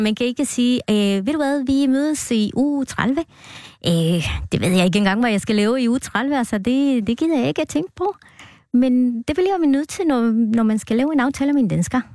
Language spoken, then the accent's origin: Danish; Guatemala; born or raised there; Danish is a second language; moved away as an adult; now in Denmark